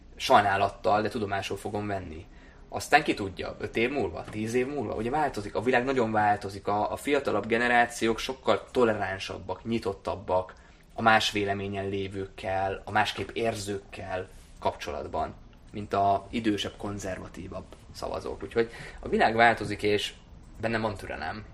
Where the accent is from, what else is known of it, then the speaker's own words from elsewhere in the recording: Hungary; first language German; also born or lived in Germany; én elsősorban magyar vagyok, másodszorban európai polgár vagyok